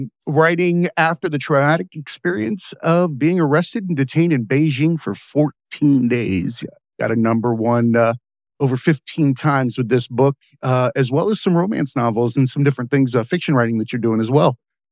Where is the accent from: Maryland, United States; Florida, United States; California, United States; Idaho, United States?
Florida, United States; Okeechobee; I'm from like the country of Florida originally.